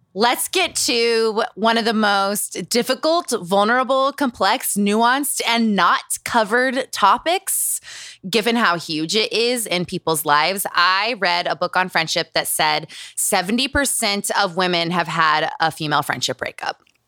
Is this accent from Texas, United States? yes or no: no; Utah, United States; Growing up in Utah.